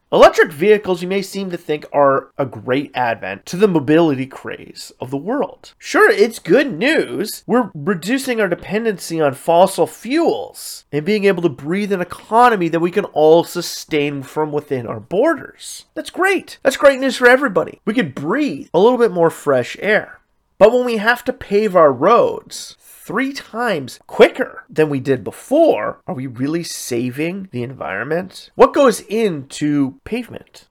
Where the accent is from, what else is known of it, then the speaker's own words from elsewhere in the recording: Sudbury, Ontario, Canada; a lot of roads in my hometown are cracked and always falling apart.